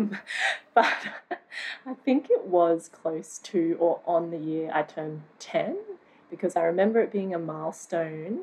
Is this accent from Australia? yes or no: yes; Sunshine Coast, Queensland, Australia; being a kid growing up on the Sunshine Coast